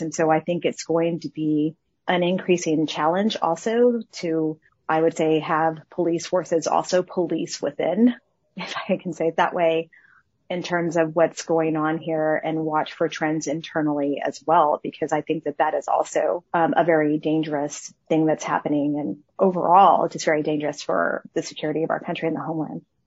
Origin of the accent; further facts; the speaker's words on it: El Paso, Texas, United States; my hometown and where I grew up